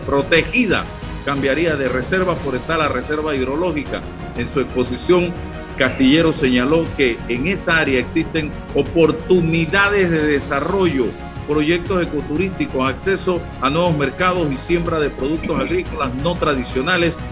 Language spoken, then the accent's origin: Spanish; Azuero, Herrera, Panama; yo que soy azuarense